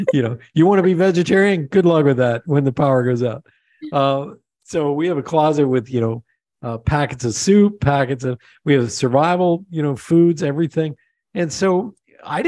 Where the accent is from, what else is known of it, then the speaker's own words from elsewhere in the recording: Pennsylvania, United States; moved away; also born or lived in Long Island; I grew up in Pennsylvania